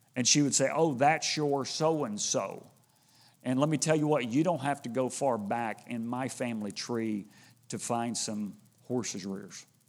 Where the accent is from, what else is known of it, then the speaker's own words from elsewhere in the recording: Houston, Texas, United States; I grew up in Houston